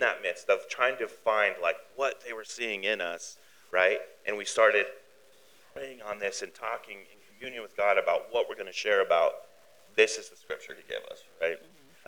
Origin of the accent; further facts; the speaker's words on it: Billings, Montana, United States; born in Billings, raised in Billings.